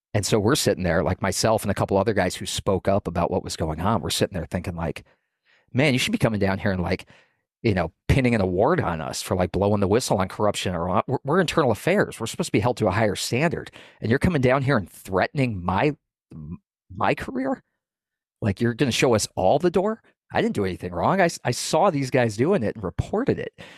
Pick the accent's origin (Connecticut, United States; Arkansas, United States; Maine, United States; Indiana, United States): Maine, United States; New England; moved away as an adult; I grew up in New England. I moved down twenty-six hundred miles from Maine to work on the, the southern border